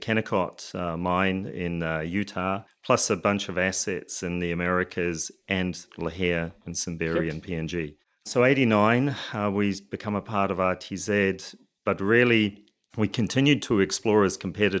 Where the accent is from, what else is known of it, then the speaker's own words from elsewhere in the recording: New Zealand; So, you know, by way of background, I'm a Kiwi, did my undergraduate degree in geology.